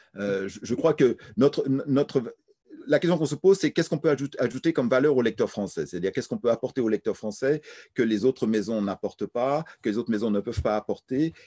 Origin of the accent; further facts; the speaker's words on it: France; Je suis français